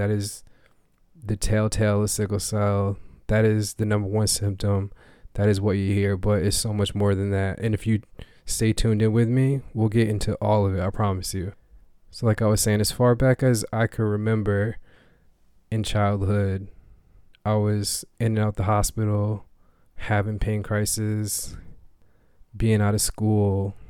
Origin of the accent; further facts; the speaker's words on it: Maine, United States; also born or lived in Springfield, Massachusetts; was in Springfield, Massachusetts, where I was born, but I did not grow up there. I grew up here in Maine.